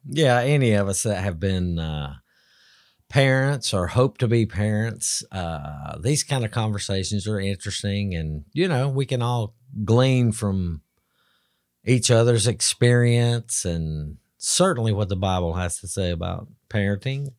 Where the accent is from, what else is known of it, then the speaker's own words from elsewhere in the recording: Alabama, United States; I'm from Alabama